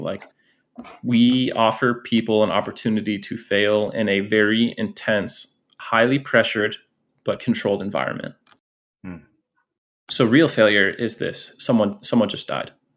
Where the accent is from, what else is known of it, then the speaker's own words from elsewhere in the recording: Scranton, Pennsylvania, United States; moved away; also born or lived in Orlando, Florida; I grew up originally in Pennsylvania, and then I moved to Orlando, Florida.